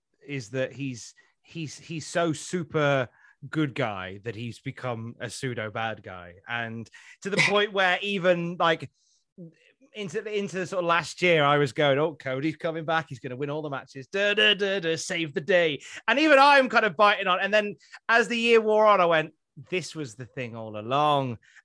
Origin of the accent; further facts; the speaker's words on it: United Kingdom; Oh, I'm British.